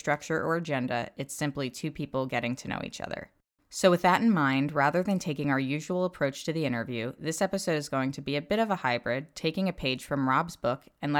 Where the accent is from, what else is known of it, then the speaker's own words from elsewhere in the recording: Doylestown, Pennsylvania, United States; I lived in Bucks County, Doylestown area most of my life.